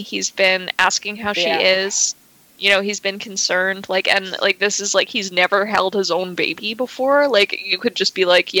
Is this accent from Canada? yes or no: yes; Canada; growing up as a Canadian teen